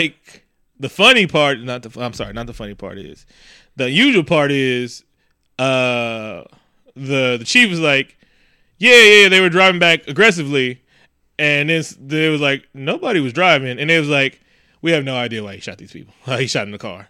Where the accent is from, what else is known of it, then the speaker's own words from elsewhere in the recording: the Bay Area, California, United States; we're from the Bay